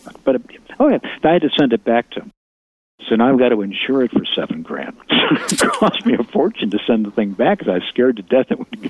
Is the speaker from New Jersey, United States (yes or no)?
no; Chicago, Illinois, United States; If you really live in Chicago, and it looks like I grew up on the South Side, that's how people talk.